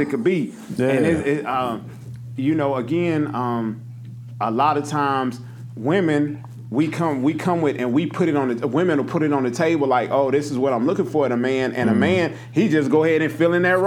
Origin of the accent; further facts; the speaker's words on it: Nashville, Tennessee, United States; from Nashville